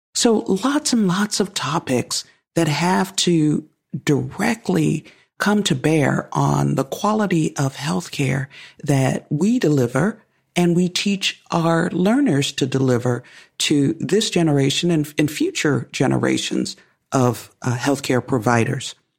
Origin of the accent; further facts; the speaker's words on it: United States; I'm African American, and I come with that lived experience